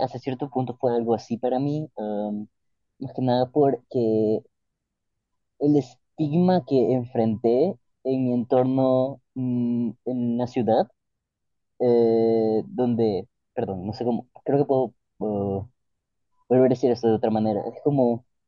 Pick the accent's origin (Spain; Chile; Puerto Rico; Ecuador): Ecuador; Guayaquil, Guayas; moved away as an adult; now in Paris, France; soy de Guayaquil, crecí en una familia bastante creyente